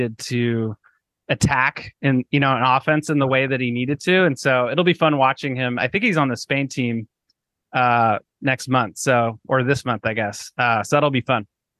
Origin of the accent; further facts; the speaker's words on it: Portland, Oregon, United States; I'm from Portland originally, and went to a ton of games growing up